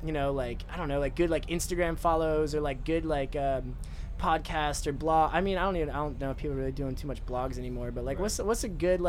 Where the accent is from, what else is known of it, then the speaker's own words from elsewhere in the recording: Wisconsin, United States; moved away; I'm from a small town in Wisconsin